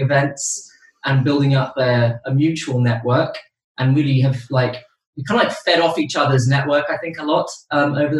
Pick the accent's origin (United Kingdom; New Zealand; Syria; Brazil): Brazil; moved away; I am originally from Brazil